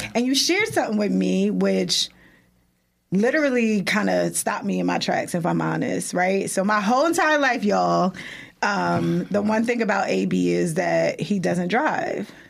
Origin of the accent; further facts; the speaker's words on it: Irvington, New Jersey, United States; we grew up in Irvington